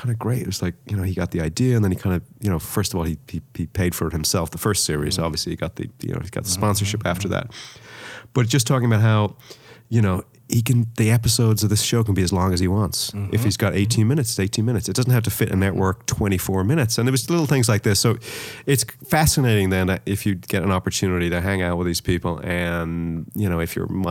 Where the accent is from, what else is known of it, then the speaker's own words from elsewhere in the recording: Dublin, Leinster, Ireland; I grew up in Dublin